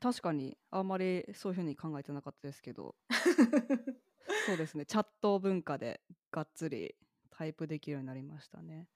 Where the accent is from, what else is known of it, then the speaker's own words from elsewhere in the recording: Kentucky, United States; moved away; 私、ケンタッキー州出身